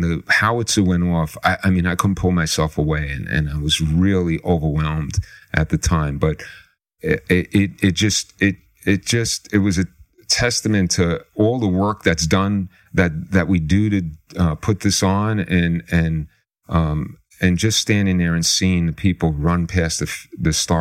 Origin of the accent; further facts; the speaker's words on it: New York City, New York, United States; I grew up in the Bronx.